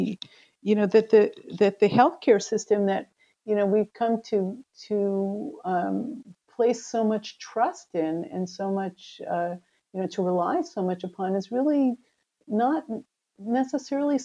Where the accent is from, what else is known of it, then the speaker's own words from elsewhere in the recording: United States; moved away as an adult; also born or lived in Israel; I grew up in the United States